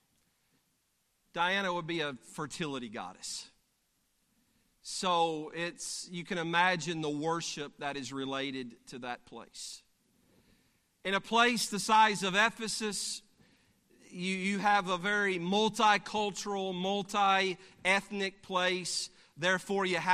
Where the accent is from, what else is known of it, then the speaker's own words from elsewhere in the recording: Alabama, United States; I'm from Alabama.